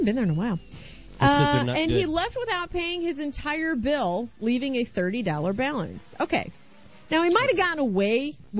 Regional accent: Missouri, United States; out of my home state, but thank God out of not my hometown. Springfield, Missouri.

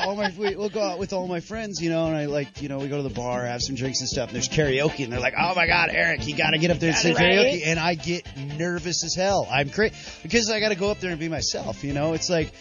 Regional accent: Davenport, Iowa, United States; Davenport, Iowa.

